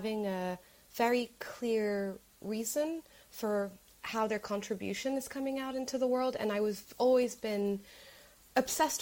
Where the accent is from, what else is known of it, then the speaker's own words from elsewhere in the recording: Morocco; moved away as an adult; now in London, United Kingdom; I'm originally from Morocco